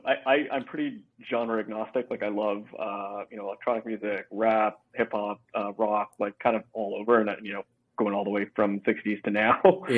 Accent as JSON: {"language": "English", "town": "Vancouver", "region": "British Columbia", "country": "Canada", "tie": "born or raised there", "also_born_or_lived": "Toronto", "said": "I was born and raised in Vancouver in Canada. I graduated from UBC out in the province of BC, and spent the first part of my career working in Toronto for Procter & Gamble, then moved back"}